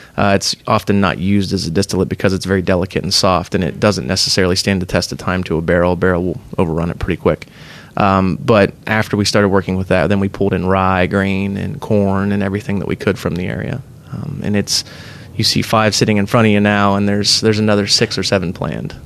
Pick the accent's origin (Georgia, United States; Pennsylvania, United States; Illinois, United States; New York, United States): Pennsylvania, United States; now in Columbus, United States; We're both transplants. I'm originally from Pennsylvania